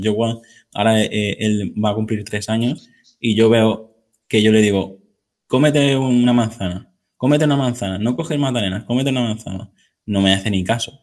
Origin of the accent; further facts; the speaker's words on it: Mallorca, Balearic Islands, Spain; yo que soy de Mallorca